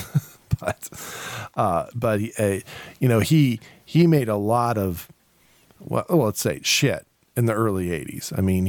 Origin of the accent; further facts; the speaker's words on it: Ireland; The fact that I call him Irish, and I'm Irish.